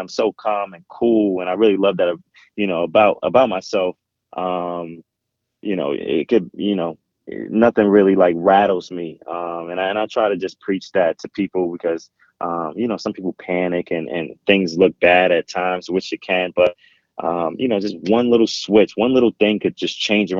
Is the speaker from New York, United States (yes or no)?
yes; New York City, New York, United States; I grew up in Jamaica, Queens.